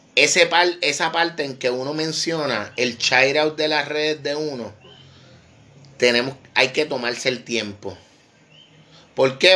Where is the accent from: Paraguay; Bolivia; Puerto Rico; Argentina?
Puerto Rico; Vega Baja; Yo soy de Vega Baja, de la costa norte